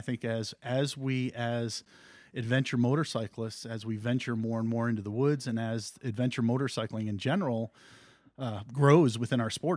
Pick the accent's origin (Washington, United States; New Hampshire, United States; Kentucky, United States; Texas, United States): New Hampshire, United States; Canaan; I grew up in Canaan, New Hampshire